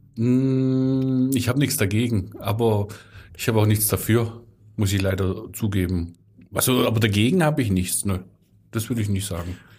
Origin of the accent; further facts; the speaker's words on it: Swabia, Germany; als Schwabe